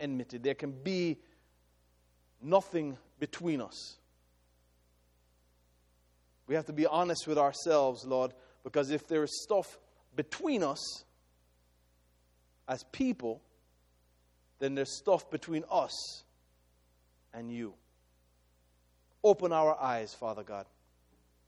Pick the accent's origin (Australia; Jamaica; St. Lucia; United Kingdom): Jamaica; I am ethnically Jamaican.